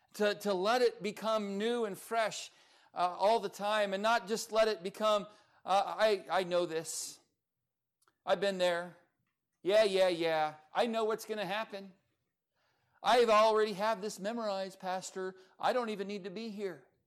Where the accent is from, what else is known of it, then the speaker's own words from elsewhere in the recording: Lancaster, California, United States; moved away as an adult; also born or lived in Ventura, California; now in Oklahoma, United States; I was born in Ventura, and I grew up in the high desert of Lancaster, California